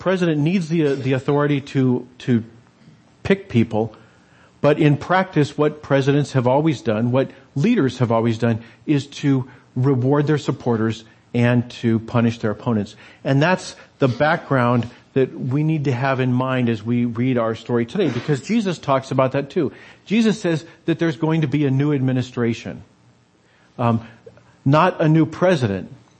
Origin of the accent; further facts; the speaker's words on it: United States; us as Americans